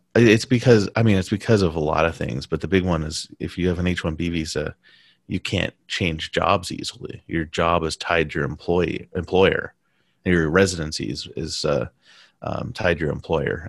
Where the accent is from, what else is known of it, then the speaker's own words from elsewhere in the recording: United States; first language English; moved away as an adult; also born or lived in Taiwan / Beijing; I'm American